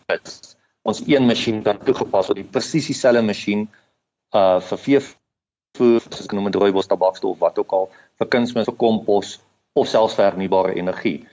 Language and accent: Afrikaans; Adelaide, Eastern Cape, South Africa; ek het in die Oos-Kaap groot geword in 'n klein dorp met die naam van Adelaide